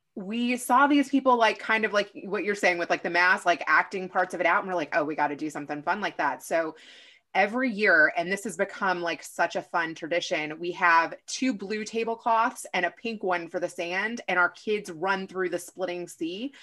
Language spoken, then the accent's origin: English; Kentucky, United States; moved away; I am originally from Kentucky, but my dad is from New York